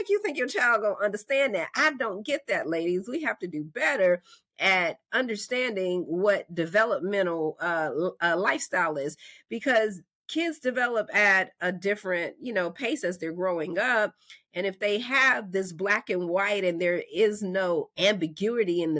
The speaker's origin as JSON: {"language": "English", "region": "North Carolina", "country": "United States", "said": "I'm from North Carolina"}